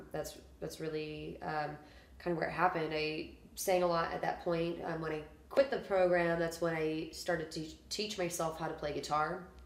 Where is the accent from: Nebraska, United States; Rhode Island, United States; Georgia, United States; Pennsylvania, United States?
Nebraska, United States; Omaha; now in Kansas City, United States; Yeah, I'm from Omaha, Nebraska